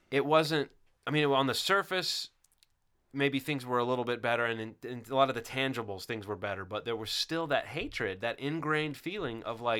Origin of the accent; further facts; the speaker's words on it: the South, United States; even as someone growing up in the South, and I've always been like a great advocate of the South and an apologist for the South